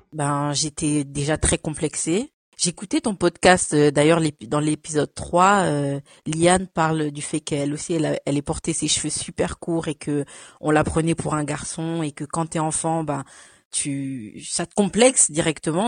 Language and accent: French; France; also born or lived in Cameroon; je suis née au Cameroun et je suis arrivée en France à l'âge de 5 ans